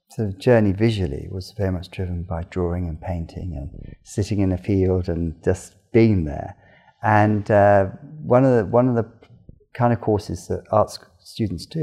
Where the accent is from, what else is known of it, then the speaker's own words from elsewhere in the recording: Cornwall, South West England, United Kingdom; also born or lived in London; I, I was uh, born in London, but spent my time um, growing up in Cornwall, the southwest of England, and, and very much by the coast